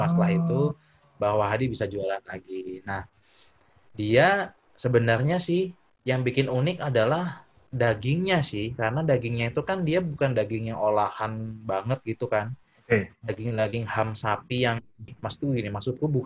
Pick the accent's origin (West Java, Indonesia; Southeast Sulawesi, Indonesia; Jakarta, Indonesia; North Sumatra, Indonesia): Jakarta, Indonesia; aku masa kecilku di Jakarta kan eh, SD TK sampai lulus SD